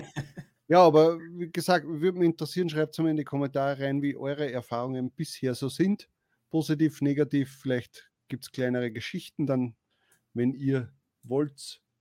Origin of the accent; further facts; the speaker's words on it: Austria; bei uns ist das so in Österreich